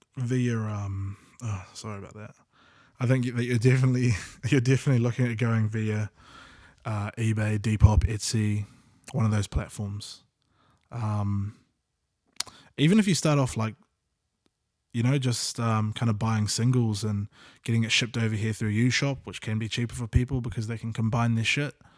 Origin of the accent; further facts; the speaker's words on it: Auckland, New Zealand; we grew up in South Auckland as well, various parts.